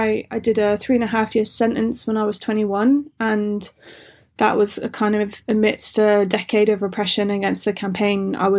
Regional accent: England, United Kingdom; also born or lived in Wales / Scotland; I grew up in England and Wales and Scotland

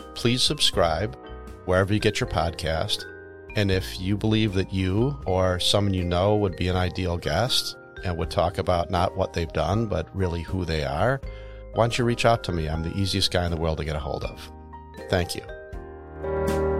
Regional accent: United States; I grew up in the North Shore

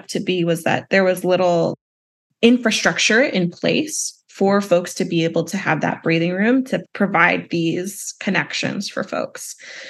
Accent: the South, United States; And then especially as a Southerner born and raised, I'm particularly inspired by Southern organizers.

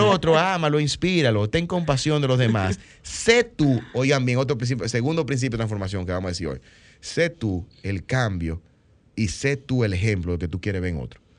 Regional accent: Dominican Republic; nosotros somos dominicanos

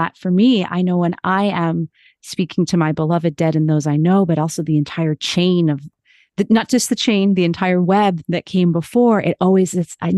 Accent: United States; as an American

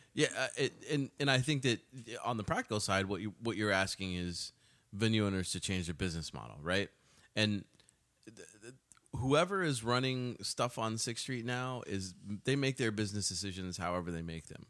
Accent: Austin, Texas, United States; I spent my time growing up in Austin

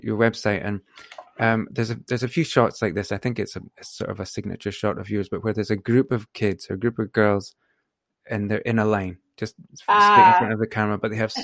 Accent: Aberdeen, Scotland, United Kingdom; I'm a photographer from Aberdeen in Scotland

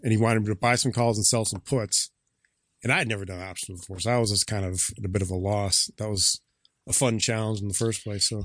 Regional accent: Valparaiso, Indiana, United States; also born or lived in Chicago; I grew up in Northwest Indiana, Valparaiso High School

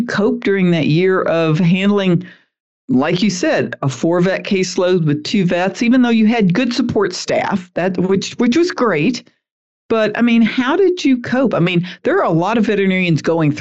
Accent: Southern, United States; accent: Southern; my Southern accent

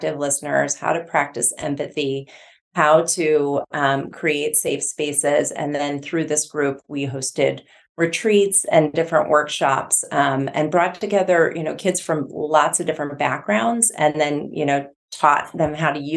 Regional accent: north of Milwaukee, Midwest, Wisconsin, United States; I'm from the Midwest. I grew up just north of Milwaukee

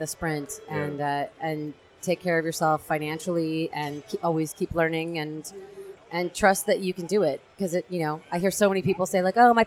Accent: San Francisco, California, United States; also born or lived in Melbourne, Australia; I'm from San Francisco

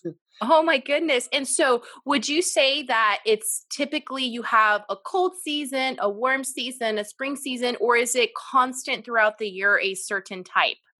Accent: Central Valley, California, United States; we are from the United States and from California, Central Valley specifically

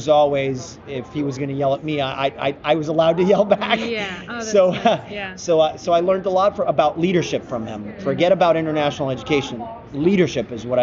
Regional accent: United States; as an American

